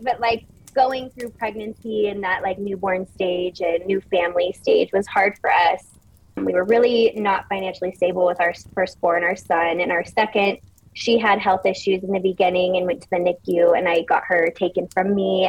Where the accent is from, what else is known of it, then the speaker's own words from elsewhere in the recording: Orange County, California, United States; moved away as an adult; I'm from Orange County, California, which is like beach, bougie malls.